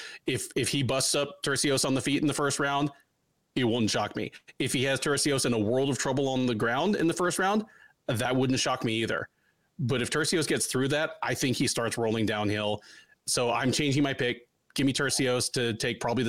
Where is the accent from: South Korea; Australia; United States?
United States; East Coast; when I was growing up on the East Coast, I had an uncle that lived in Dillon, Colorado